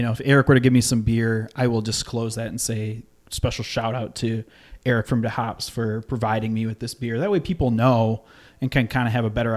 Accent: West Michigan, United States; now in Metro Detroit, United States; I was born and raised in West Michigan.

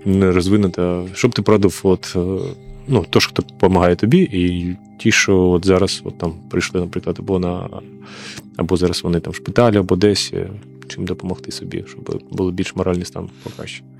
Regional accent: Kharkiv, Kharkiv Oblast, Ukraine; я сам з Харкова

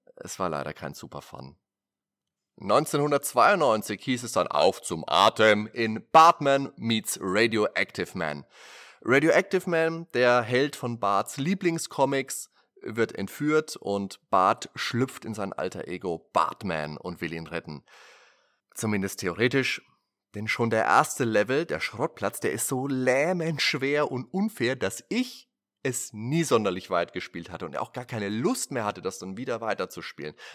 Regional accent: Germany

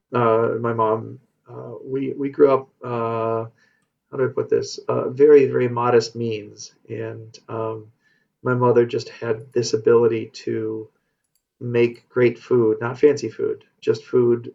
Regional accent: Madison, Wisconsin, United States; I was born actually here in Madison, and uh, a long time ago, and um, grew, have grown up in the area

